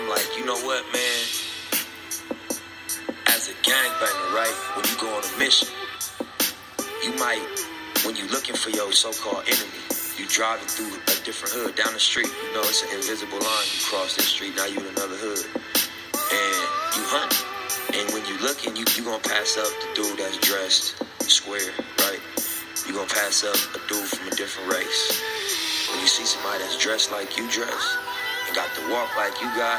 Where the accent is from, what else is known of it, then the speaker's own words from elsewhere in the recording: Los Angeles, California, United States; my dad is from Africa, but I was raised in South Central